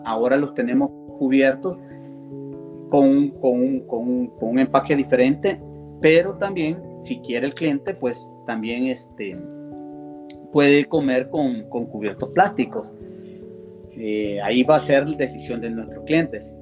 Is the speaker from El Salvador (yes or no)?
yes; El Salvador